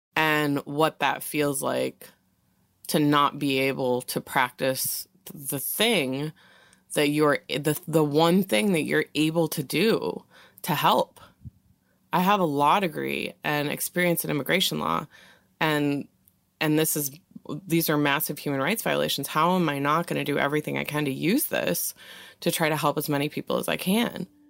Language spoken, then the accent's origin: English; Wisconsin, United States; I was born and raised in Wisconsin, and I am of Irish Italian ancestry